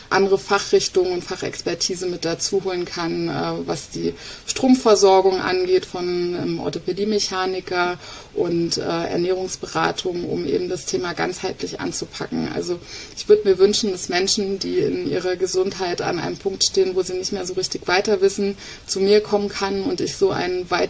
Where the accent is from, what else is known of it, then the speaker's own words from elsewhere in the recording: East Germany, Germany; Ich bin ja ein äh, Ostkind, ein Kind der DDR.